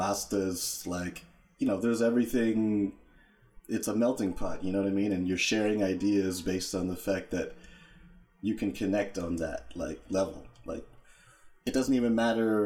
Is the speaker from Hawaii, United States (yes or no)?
no; Santa Ana, California, United States; I'm originally from Santa Ana, California